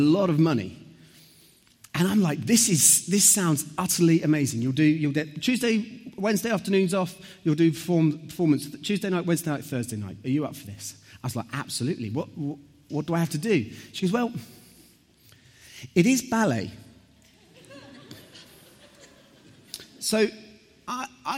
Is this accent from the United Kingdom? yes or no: yes; Southampton, South East England, United Kingdom; I grew up in Southampton.